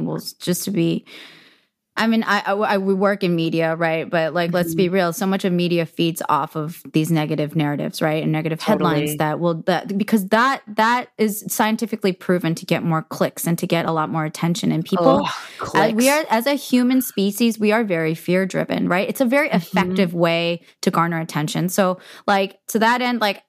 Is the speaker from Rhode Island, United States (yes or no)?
no; the Bay Area, California, United States; being Asian American growing up my whole life in like the Bay